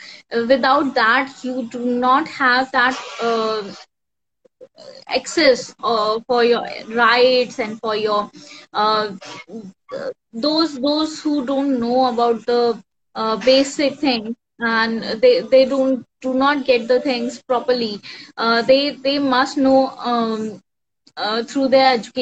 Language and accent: English; India; I'm from India